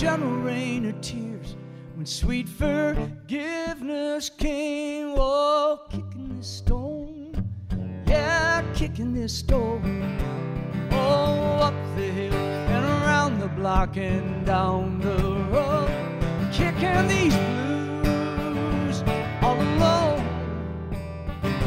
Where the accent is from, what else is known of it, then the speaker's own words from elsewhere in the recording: Wisconsin, United States; I'm from Wisconsin